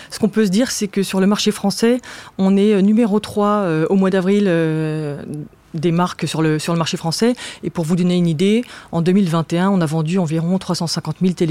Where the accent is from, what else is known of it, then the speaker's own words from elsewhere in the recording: Strasbourg, Grand Est, France; now in Paris, France; moi j'ai grandi, je, suis née à Paris, c'est vrai, mais j'ai grandi à Strasbourg euh, j'avais très envie de, vivre à Paris.